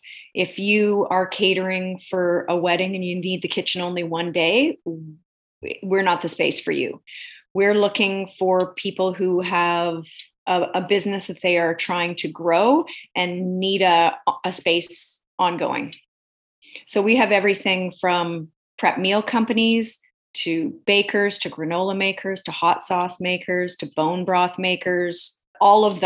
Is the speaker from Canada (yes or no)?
yes; Alberta, Canada; I grew up in Alberta, and like any Alberta girl of my generation